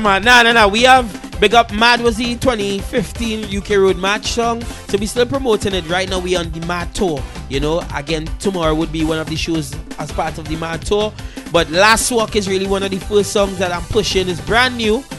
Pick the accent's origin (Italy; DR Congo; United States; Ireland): DR Congo; now in United Kingdom; I'm a Congolese artist. I'm come from the Democratic Republic of Congo